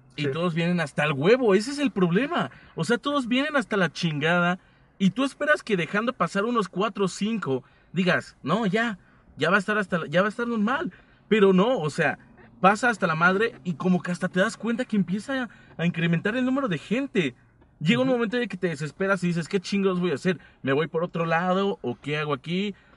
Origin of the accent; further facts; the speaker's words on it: State of Mexico, Mexico; yo soy del Estado de México.